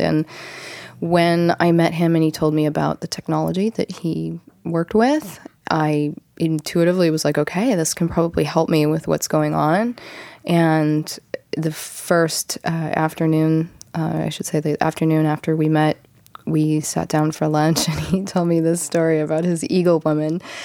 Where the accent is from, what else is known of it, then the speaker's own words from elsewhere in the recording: Ohio, United States; now in Encinitas, United States; back east where I'm from, Ohio